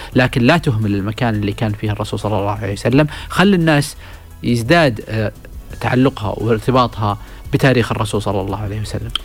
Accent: Saudi Arabia; إحنا كسعوديين

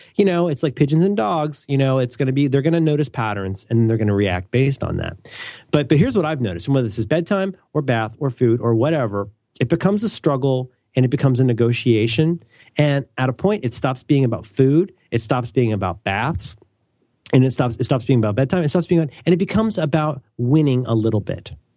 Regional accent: Midwest, United States; I'm from the Midwest

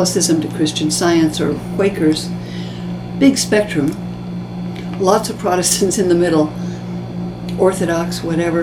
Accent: California, United States; moved away as an adult; now in New York, United States; growing up in California

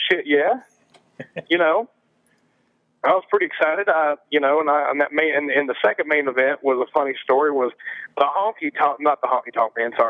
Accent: Scotland, United Kingdom; you know, I had a thing for being a Scot.

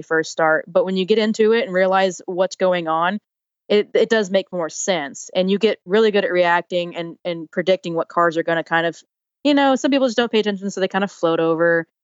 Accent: United States

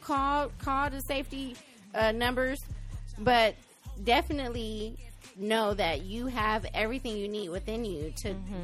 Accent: Compton, California, United States; we grew up in Compton

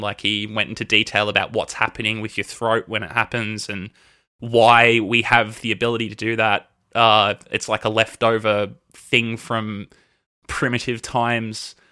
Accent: Melbourne, Victoria, Australia; I was born here in Melbourne. Uh, I think, I think technically I was born in Kew. Uh, I've lived in Melbourne my entire life

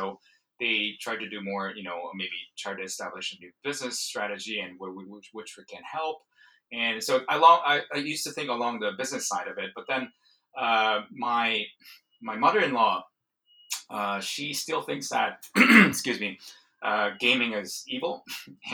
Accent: South Korea; moved away; I'm originally from Korea, South Korea, and I grew up when StarCraft was taking off in the 90s

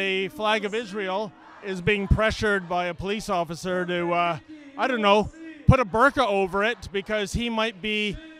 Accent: Canada; I live here, sir. I was born in Canada.

